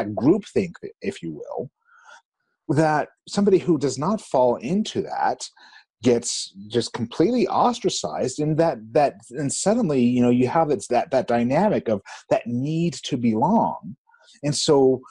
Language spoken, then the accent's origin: English; Salt Lake City, Utah, United States; moved away as an adult; also born or lived in Florida; I grew up in Salt Lake and, you know, in Utah before I moved to Florida and spent most of my adult life in Florida and then returned back here.